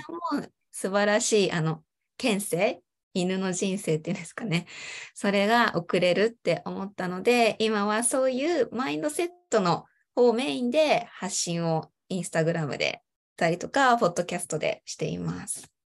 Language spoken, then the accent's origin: Japanese; Chiba, Japan; 私は、ま、生まれも育ちも千葉県で、ま、今も千葉県に住んでいます。